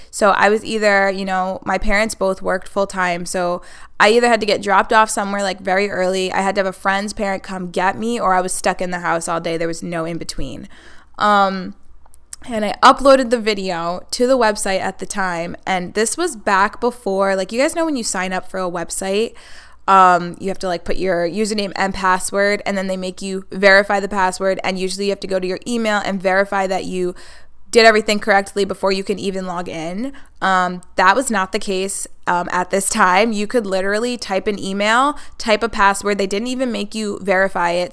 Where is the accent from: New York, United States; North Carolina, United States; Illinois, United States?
New York, United States; Hudson Valley, Orange County; now in Buffalo, United States; that's where I'm originally from. I live in Buffalo now, but I am from the Hudson Valley.